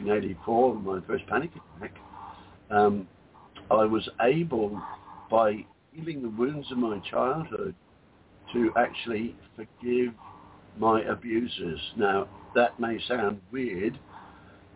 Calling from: Whitsunday Islands, Queensland, Australia; I'm calling from the Whitsunday Islands in Australia

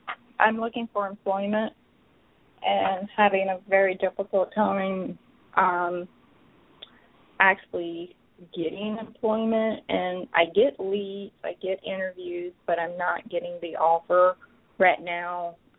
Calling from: Atlanta, Georgia, United States; from Atlanta.

